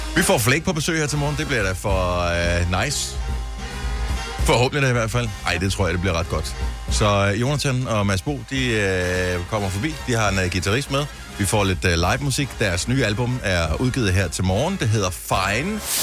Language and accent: Danish; Denmark